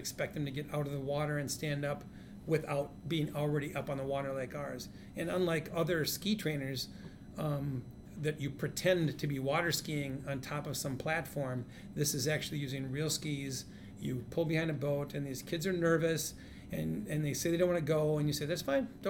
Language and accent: English; Hayward, Wisconsin, United States; moved away; also born or lived in Edina, Minnesota; So when I was a kid growing up in Hayward, Wisconsin